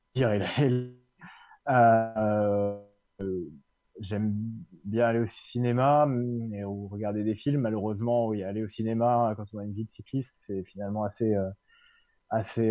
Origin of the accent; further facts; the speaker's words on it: Suisse Normande, Orne, Normandy, France; là où j'ai grandi en Suisse normande, euh, un coin de, l'ouest du département de l'Orne